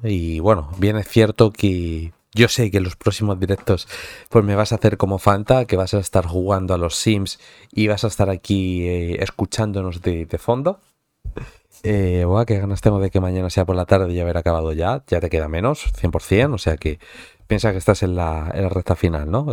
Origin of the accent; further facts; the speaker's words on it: towns bordering Madrid, Community of Madrid, Spain; Que eres un poco de, pueblos así colindantes, es decir, no eres de Madrid centro-centro como tal